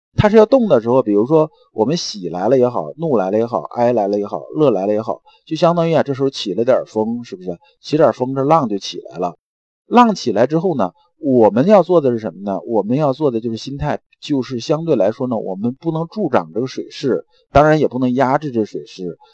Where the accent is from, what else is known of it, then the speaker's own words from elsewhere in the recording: China; 我们中国人很讲死者为大